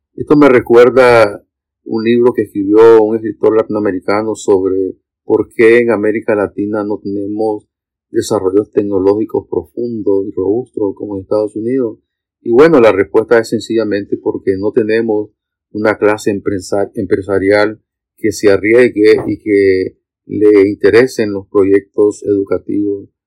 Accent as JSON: {"language": "Spanish", "country": "Nicaragua", "said": "yo soy de Nicaragua"}